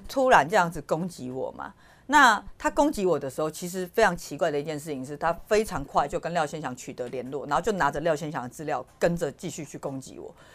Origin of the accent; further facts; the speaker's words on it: Taiwan; 我们台湾人